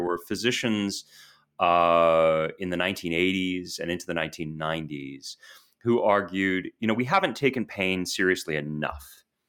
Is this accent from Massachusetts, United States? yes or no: yes; Boston, Massachusetts, United States; moved away as an adult; also born or lived in New York / London / Washington, D.C.; I grew up in Boston